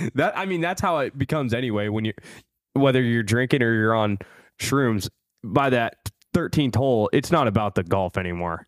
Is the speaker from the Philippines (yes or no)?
no; Midwest, United States; I'm from the Midwest.